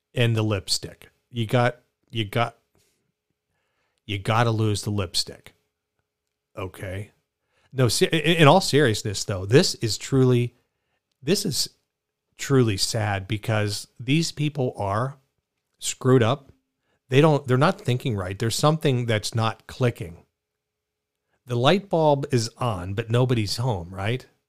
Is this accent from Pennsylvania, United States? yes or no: yes; Pittsburgh, Pennsylvania, United States; I kinda like jag off 'cause I grew up in Pittsburgh